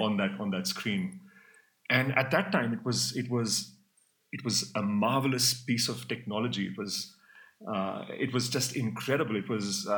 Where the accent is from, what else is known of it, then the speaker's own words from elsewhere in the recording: Mumbai, Maharashtra, India; I grew up in India, in Mumbai.